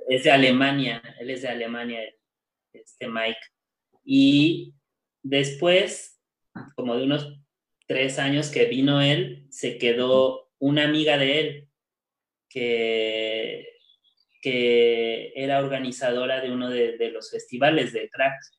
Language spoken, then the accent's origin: Spanish; Mexico City, Mexico; moved away as an adult; me fui del DF para acá